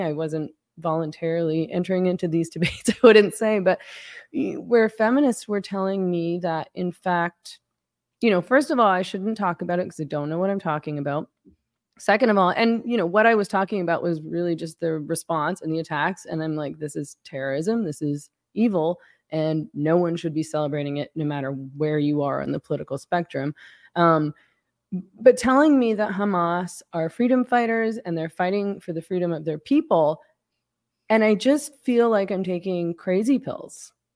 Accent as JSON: {"language": "English", "country": "Canada", "said": "I'm Canadian"}